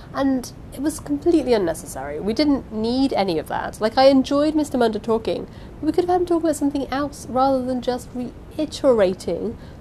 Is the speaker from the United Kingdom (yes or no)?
yes; England, United Kingdom; I am English.